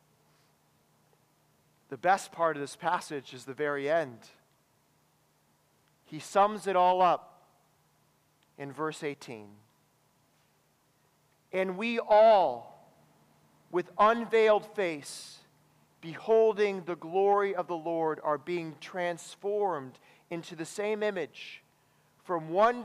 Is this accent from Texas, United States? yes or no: no; Wisconsin, United States; I come from Wisconsin, where many of us struggle with drinking